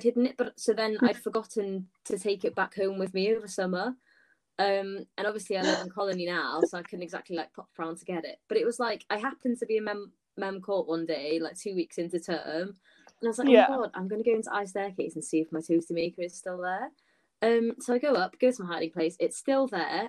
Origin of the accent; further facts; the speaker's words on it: Wales, United Kingdom; as a Welsh gal